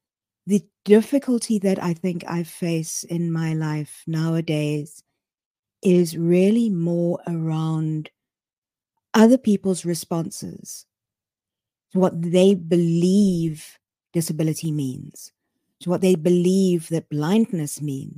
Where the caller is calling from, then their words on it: Cape Town, Western Cape, South Africa; I am dialing in from Cape Town in South Africa.